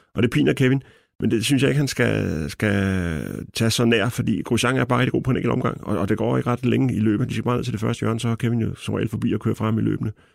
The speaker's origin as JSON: {"language": "Danish", "country": "Denmark", "said": "som dansker"}